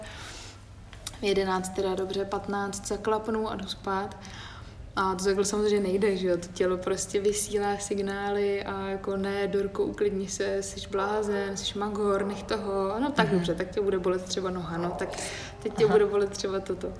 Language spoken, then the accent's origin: Czech; Havlíčkův Brod area, Vysočina Region, Czechia; moved away; na Havlíčku Brodsku, tam odkud pocházím